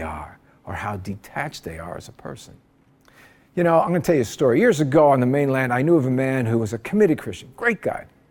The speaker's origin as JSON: {"language": "English", "region": "New Jersey", "country": "United States", "tie": "born or raised there", "moved": "yes", "lives_now": "Honolulu, United States", "said": "As a kid back in New Jersey, I grew up in the Eastern Orthodox Church."}